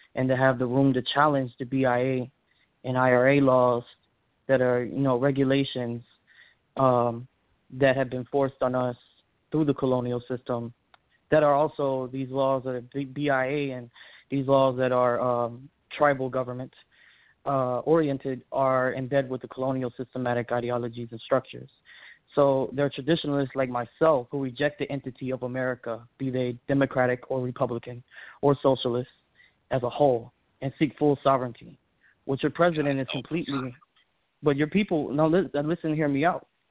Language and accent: English; San Carlos, Arizona, United States; now in Memphis, United States; I am from the Chiricahua San Carlos Apache Reservation in San Carlos, Arizona